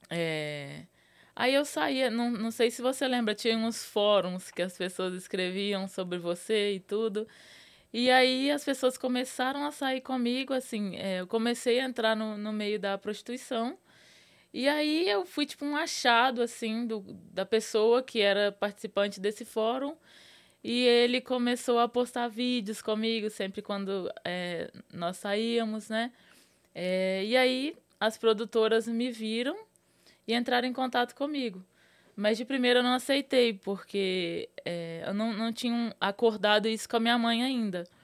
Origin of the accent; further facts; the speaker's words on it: Minas Gerais, Brazil; moved away as an adult; also born or lived in Rio de Janeiro; Saí de Minas e fui pro Rio.